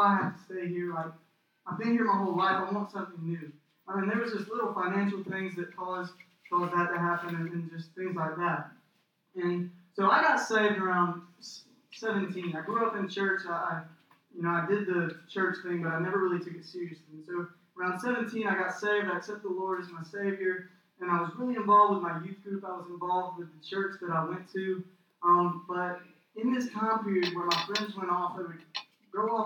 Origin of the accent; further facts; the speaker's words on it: Cordele, Georgia, United States; moved away as an adult; I'm from Cordial, Georgia. And if you don't know where Cordial, Georgia is at, I would not be surprised, because it's a tiny little town